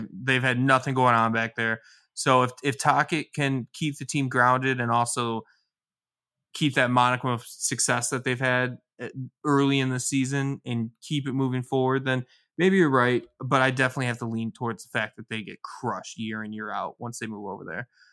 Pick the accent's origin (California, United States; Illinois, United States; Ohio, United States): Illinois, United States; Chicago area; now in Philadelphia, United States; I'm originally from the area